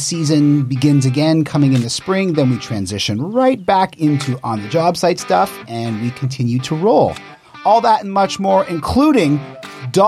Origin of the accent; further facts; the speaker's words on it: Canada; I was born in Canada